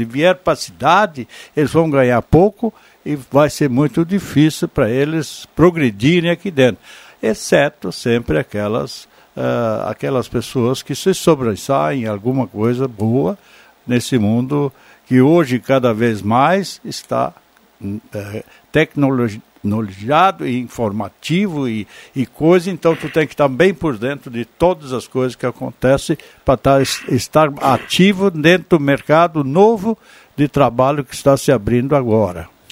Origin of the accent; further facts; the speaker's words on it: Vale do Sol, Rio Grande do Sul, Brazil; now in Santa Cruz do Sul, Brazil; meu município onde eu nasci, Vale do Sol, antes Trambudo e hoje Vale do Sol